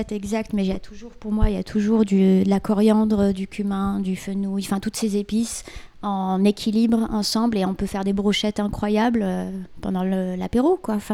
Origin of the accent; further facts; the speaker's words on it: Morocco; Nous, chez nous au Maroc, c'est un, une street food, entre guillemets, c'est le sandwich au foie.